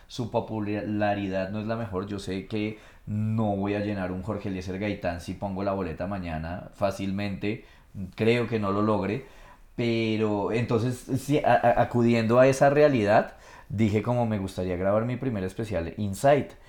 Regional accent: Colombia; Como colombiano

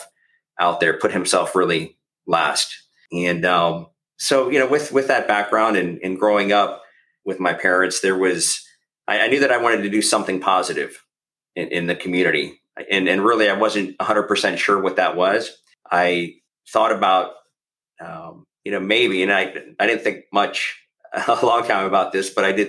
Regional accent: Tampa, Florida, United States; also born or lived in Chicago / Fort Walton Beach, Florida / New Orleans; now in Sarasota, United States; I grew up in Tampa predominantly, but I was born in Chicago

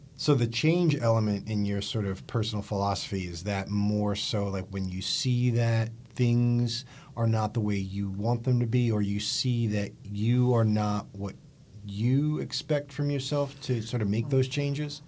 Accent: East Coast, United States; I'm from the East Coast

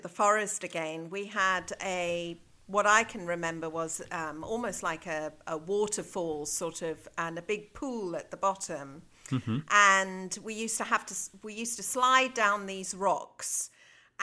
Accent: South Africa; moved away as an adult; also born or lived in Zambia / Johannesburg, South Africa / Cape Town, South Africa / Pretoria, South Africa; now in Chester, United Kingdom; I was born in Zambia and had my early years there before we moved down to South Africa as a family. So most of my education has been in South Africa

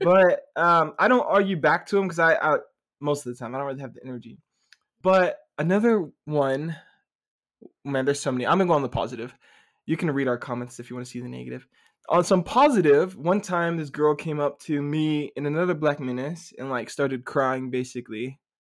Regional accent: Dallas, Texas, United States; moved away; from Dallas, Texas originally

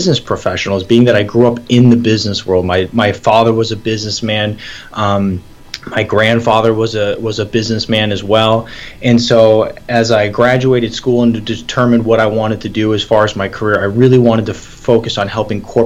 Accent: Michigan, United States; moved away as an adult; also born or lived in Atlanta, Georgia; I was born and raised in Michigan.

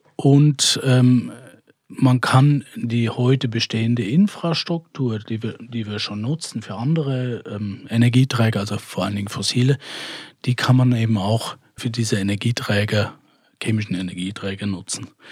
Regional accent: Switzerland; bei uns in der Schweiz

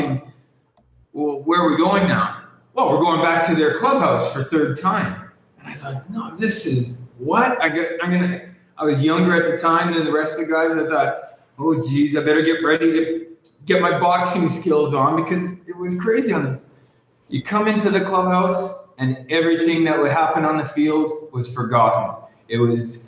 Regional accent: Vancouver, British Columbia, Canada; first language English; moved away as an adult; also born or lived in Guatemala; now in Dominican Republic; I'm originally from Canada, yeah, from British Columbia, Vancouver area

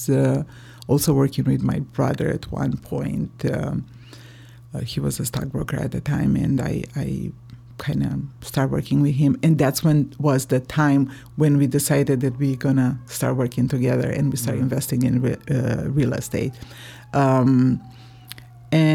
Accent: Romania; moved away; I'm from Romania, and I came here 4 years ago

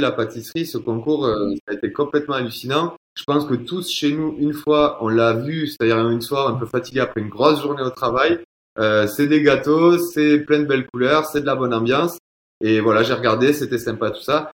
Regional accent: Toulouse, Occitania, France; accent: Toulouse; avec l'accent, on peut voir que je viens de Toulouse

